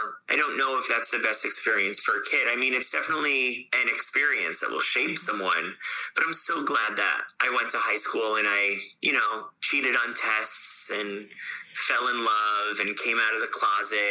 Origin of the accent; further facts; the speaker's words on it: Fort Lauderdale, Florida, United States; moved away; also born or lived in Ithaca; I grew up in Fort Lauderdale in Florida